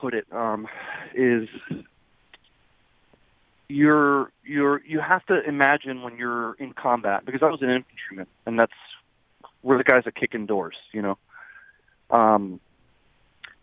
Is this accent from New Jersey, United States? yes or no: yes; New Jersey, United States; I was raised and educated in New Jersey